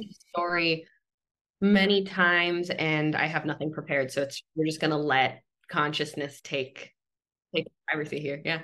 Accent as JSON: {"language": "English", "town": "Los Angeles", "region": "California", "country": "United States", "tie": "born or raised there", "said": "I was born in Southern California, grew up in a in a small town on Tongva land called uh, San Pedro, California"}